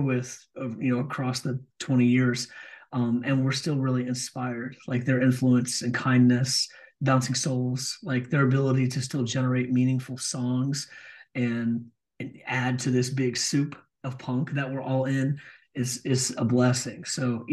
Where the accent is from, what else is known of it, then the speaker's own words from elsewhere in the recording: Richmond, Virginia, United States; my hometown, from Richmond, Virginia